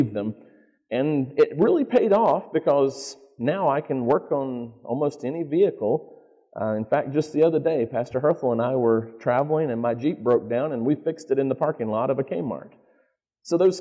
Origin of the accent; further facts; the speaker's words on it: North Carolina, United States; accent: Southern; moved away as an adult; also born or lived in Manassas, Virginia; now in Michigan, United States; I was born not in North Carolina.